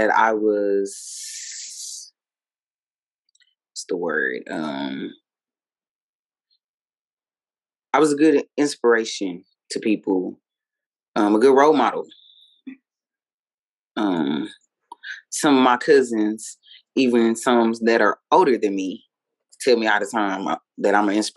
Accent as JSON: {"language": "English", "country": "United States", "said": "as African American people"}